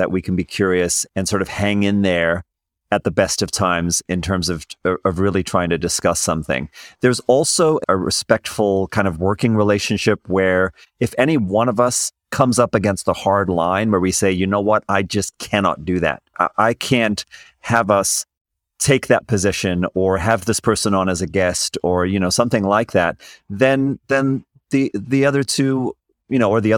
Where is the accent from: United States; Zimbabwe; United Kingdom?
Zimbabwe; also born or lived in South Africa; I came from Zimbabwe and South Africa. We have our own cultural and political backgrounds that play into how we're going to see different issues.